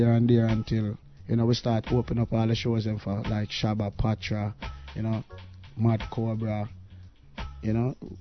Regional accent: Portmore, Saint Catherine, Jamaica; also born or lived in Kingston, Jamaica; I was born in Kingston, but I left Kingston from an early age, you know. I went to grow up in a place they call Portmore.

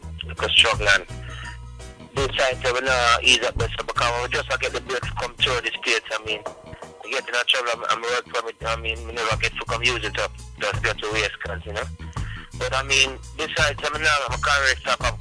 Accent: Montego Bay, Saint James, Jamaica; also born or lived in Hanover, Jamaica / Kingston, Jamaica; grew up in Montego Bay, from about like a year old, and less than a year old

